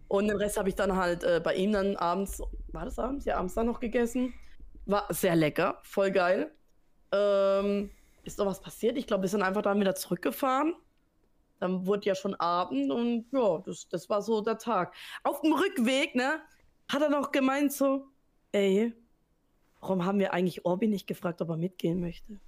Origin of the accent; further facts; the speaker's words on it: Southern Germany, Germany; ich komme aus Süddeutschland